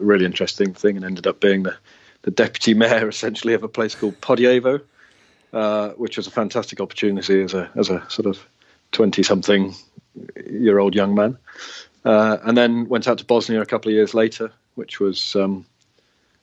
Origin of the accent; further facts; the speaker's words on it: Worcester, West Midlands, United Kingdom; moved away as an adult; also born or lived in Cardiff / North Wales / Swansea; I was born in Worcester, which is just up the road, and I was born in a village just outside Worcester, and then moved to Worcester when my teenage years